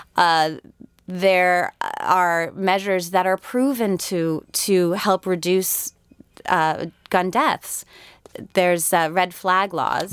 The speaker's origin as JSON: {"language": "English", "region": "Connecticut", "country": "United States", "moved": "yes", "said": "I'm from Connecticut originally"}